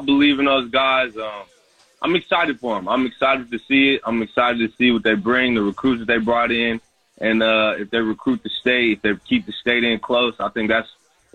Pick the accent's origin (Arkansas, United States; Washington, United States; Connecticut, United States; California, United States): Washington, United States; moved away as an adult; now in Miami, United States; coming from Washington, growing up in Washington, moving to as far away as possible